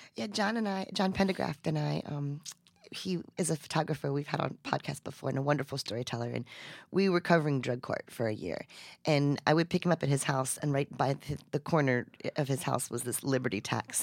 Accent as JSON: {"language": "English", "town": "Gulfport", "country": "United States", "tie": "born or raised there", "said": "Gulfport, my hometown"}